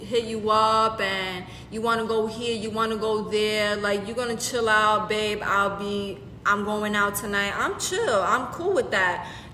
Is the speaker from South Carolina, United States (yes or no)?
no; New York, United States; accent: New York; Oh my God, my New York accent.